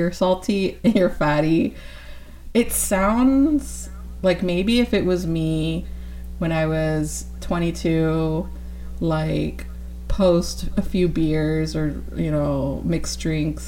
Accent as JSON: {"language": "English", "region": "California", "country": "United States", "said": "I'm from California"}